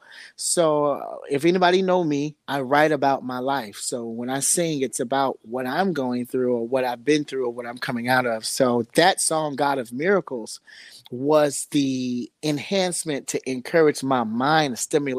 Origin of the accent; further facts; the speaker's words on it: Chicago, Illinois, United States; now in Los Angeles, United States; I was raised in Chicago. But long story short, I'm living in LA now